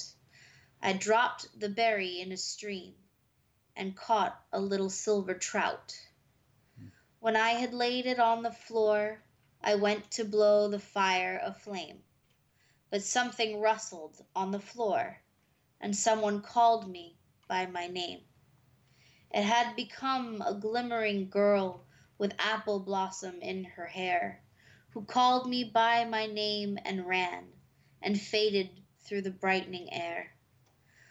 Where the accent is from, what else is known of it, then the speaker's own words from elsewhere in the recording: New Bedford, Massachusetts, United States; moved away as an adult; now in Fairhaven, United States; After living in New Bedford all my life